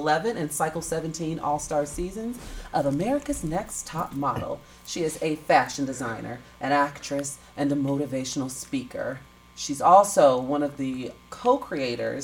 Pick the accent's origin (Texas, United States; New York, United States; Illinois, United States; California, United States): Illinois, United States; Chicago; now in Los Angeles, United States; my hometown of Chicago